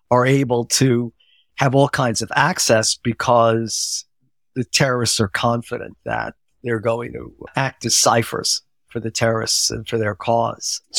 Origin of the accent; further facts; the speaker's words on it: United States; whether I was Jewish or not didn't really matter to them. But being American could be a disadvantage